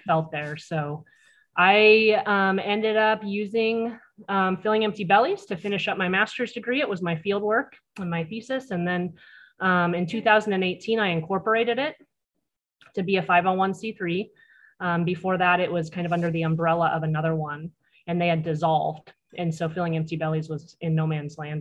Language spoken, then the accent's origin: English; Cannon Beach, Oregon, United States; also born or lived in Arizona; I was raised in Clatsop County. I actually grew up in Cannon Beach.